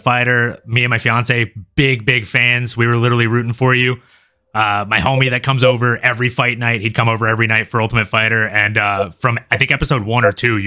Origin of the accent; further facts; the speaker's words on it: Louisiana, United States; also born or lived in Fort Lauderdale, Florida; now in California, United States; I'm from a small town in Louisiana. I was born in Fort Lauderdale, Florida, mostly grew up in Louisiana